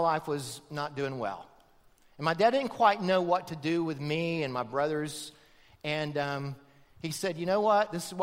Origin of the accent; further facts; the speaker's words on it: outside of Tampa, Florida, United States; they moved out of Tampa to the farm that I grew up on outside of Tampa